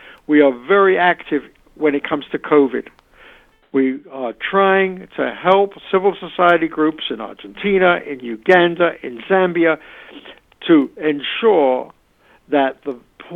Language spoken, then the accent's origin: English; United Kingdom; moved away; I'm originally British.